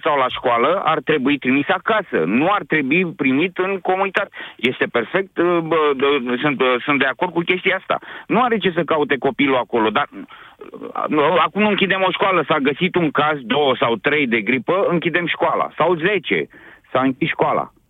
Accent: Bucharest, Romania; sunt din București

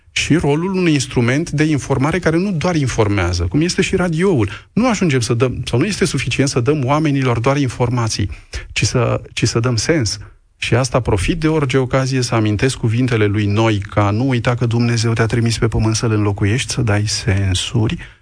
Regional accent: Romania; also born or lived in Moldova region near Roman (ancestral roots); nu sunt ungur, sunt român

